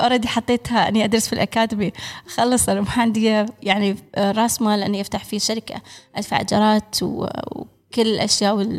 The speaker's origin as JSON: {"language": "Arabic", "country": "United Arab Emirates", "said": "انا الاماراتيه الوحيده في البرنامج"}